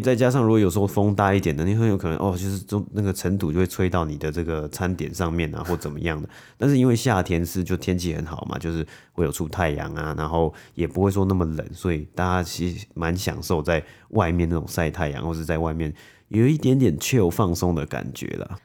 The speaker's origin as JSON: {"language": "Chinese", "country": "Taiwan", "tie": "born or raised there", "moved": "yes", "said": "小时候在台湾的时候"}